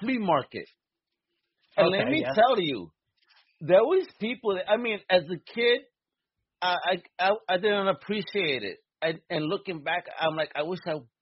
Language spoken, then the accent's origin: English; New York, United States; I'm a New Yorker to the core and a Puerto Rico